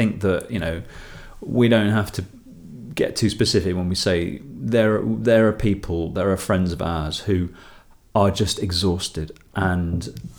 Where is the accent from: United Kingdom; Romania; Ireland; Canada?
United Kingdom; England; now in Brussels, Belgium; So my disclaimer here is that here are these two English guys. but Brussels-based.